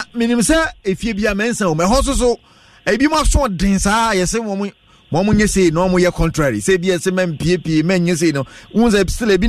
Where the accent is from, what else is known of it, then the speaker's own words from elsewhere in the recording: Ghana; Now, you know, that's part of the course, you know, as a Ghanaian.